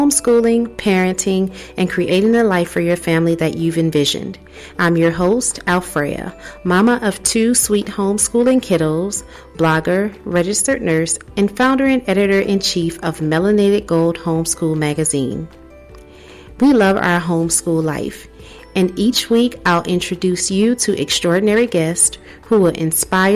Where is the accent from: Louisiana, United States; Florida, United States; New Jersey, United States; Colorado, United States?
Louisiana, United States; New Orleans; moved away as an adult; also born or lived in Texas / North Carolina / South Carolina / Tennessee; now in Alabama, United States; I'm originally from New Orleans, so that's where the accent comes from